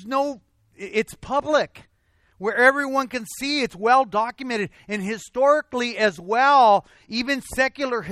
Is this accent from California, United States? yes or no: yes; Azusa, California, United States; also born or lived in Covina; Sometimes I'll say, I'm from Covina. Because this is where I work. This is where I spend a lot of my time, even though I'm raised in Azusa